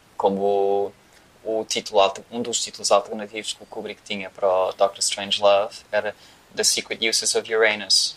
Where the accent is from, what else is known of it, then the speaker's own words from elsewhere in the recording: Portugal; em Portugal, obviamente, que é onde nós vivemos e somos portugueses